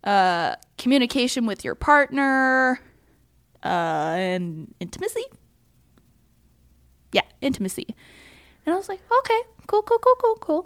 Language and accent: English; Utah, United States; growing up in Utah, in a certain religion that's very predominant here